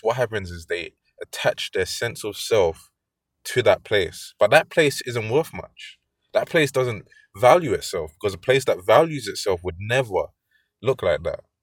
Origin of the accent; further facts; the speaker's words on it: London, United Kingdom; I'm from London